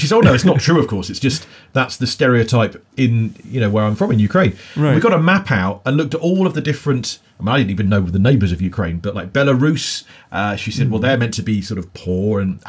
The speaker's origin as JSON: {"language": "English", "region": "England", "country": "United Kingdom", "said": "as an Englishman"}